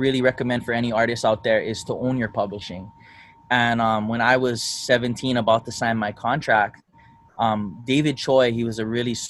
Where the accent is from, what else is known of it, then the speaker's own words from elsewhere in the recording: Philippines; I'm Filipino, which is helpful.